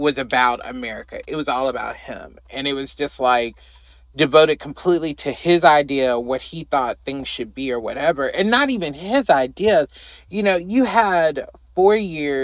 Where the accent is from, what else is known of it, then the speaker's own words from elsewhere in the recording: United States; we as American people